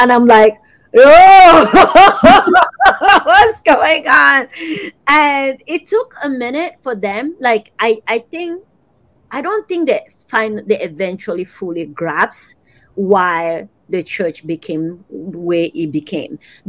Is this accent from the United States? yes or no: no; Cameroon; growing up in Cameroon, I was surrounded by missionaries.